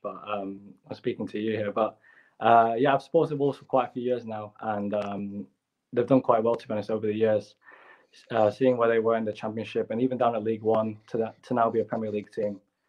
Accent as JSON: {"language": "English", "country": "Hong Kong", "tie": "born or raised there", "said": "Yes, I was born in Hong Kong, and Hong Kong even now is still heavily populated with foreigners."}